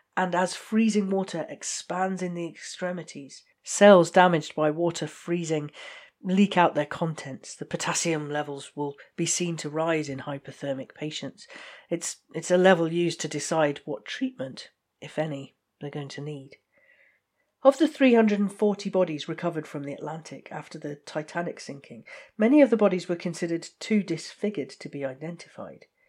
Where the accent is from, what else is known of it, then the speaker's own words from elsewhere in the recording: United Kingdom; I, I'm just British